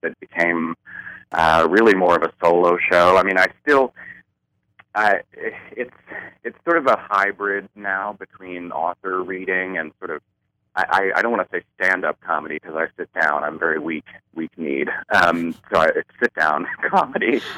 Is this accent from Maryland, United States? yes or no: yes; Baltimore, Maryland, United States; I grew up in Baltimore, Maryland